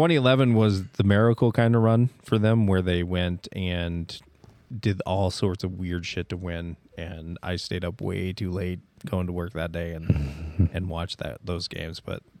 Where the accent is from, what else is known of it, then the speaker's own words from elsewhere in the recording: Indianapolis, Indiana, United States; my hometown